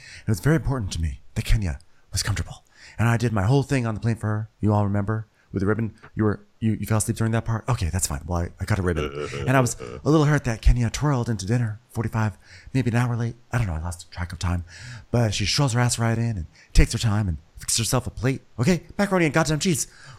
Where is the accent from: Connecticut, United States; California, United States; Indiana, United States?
Connecticut, United States; Berlin; I'm from the European part of Berlin, Connecticut, because it is called Berlin